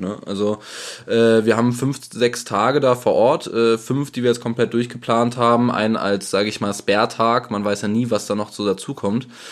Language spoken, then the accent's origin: German; Germany; wir als Deutsche